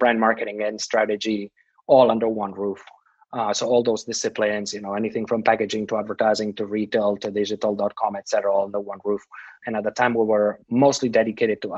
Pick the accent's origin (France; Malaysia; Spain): Spain; Barcelona, Catalonia; moved away as an adult; also born or lived in Berlin; I'm born and raised in Barcelona